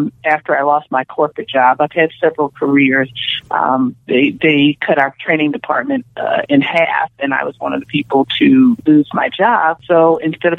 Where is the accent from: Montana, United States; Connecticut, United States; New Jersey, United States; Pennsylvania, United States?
Pennsylvania, United States; Philadelphia; moved away as an adult; also born or lived in Chicago; now in Los Angeles, United States; I'm originally from Philadelphia.